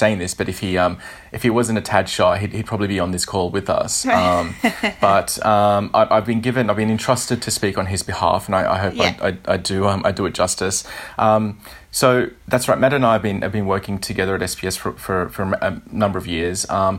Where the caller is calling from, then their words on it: Sydney, New South Wales, Australia; So I'm calling from Sydney, Australia.